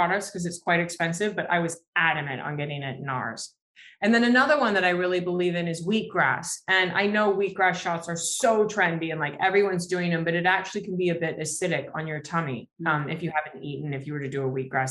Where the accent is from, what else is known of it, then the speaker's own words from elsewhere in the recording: New York, United States; I'm from New York